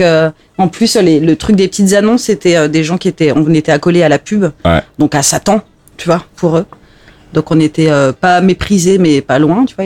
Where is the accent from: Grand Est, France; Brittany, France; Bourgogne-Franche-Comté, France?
Grand Est, France; Alsace; j'ai grandi en Alsace